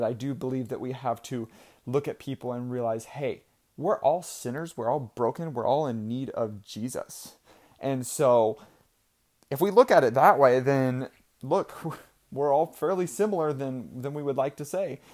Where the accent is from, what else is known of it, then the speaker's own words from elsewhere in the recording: Idaho, United States; I was born in Idaho